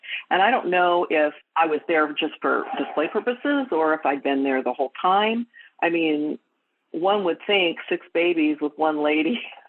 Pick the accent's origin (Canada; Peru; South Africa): Canada; Edmonton, Alberta; born there; So I was born in Edmonton, Alberta, Canada. And I was relinquished.